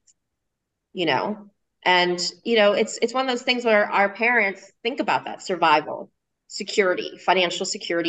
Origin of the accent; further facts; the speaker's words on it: Harrisburg, Pennsylvania, United States; moved away as an adult; also born or lived in Philadelphia, Pennsylvania; now in Austin, United States; raised and grew up in Harrisburg, Pennsylvania, all the way up through college